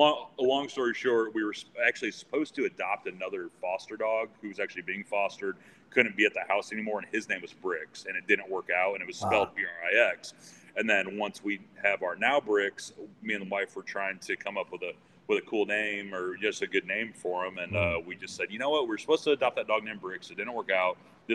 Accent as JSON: {"language": "English", "town": "LaPorte", "region": "Indiana", "country": "United States", "tie": "born or raised there", "also_born_or_lived": "Fort Worth", "said": "LaPorte, Indiana. So like from Chicagoland area, like an hour east of there. So I was born there, lived there for about 5 or 6 years, then moved down to the Fort Worth area."}